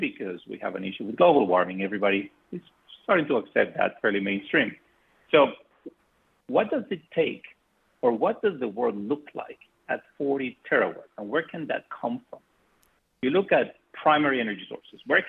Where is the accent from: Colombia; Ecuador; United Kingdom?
Colombia; moved away as an adult; I am from Colombia originally, and I came to MIT as an undergrad master's student